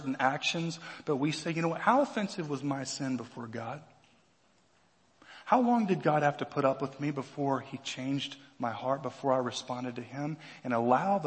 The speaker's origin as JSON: {"language": "English", "country": "United States", "said": "as American Christians"}